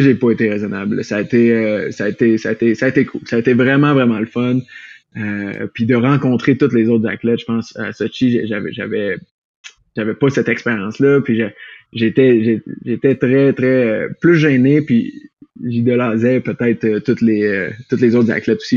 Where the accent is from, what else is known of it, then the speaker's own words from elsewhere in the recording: Quebec City, Quebec, Canada; moved away as an adult; now in Colorado, United States; je viens de Québec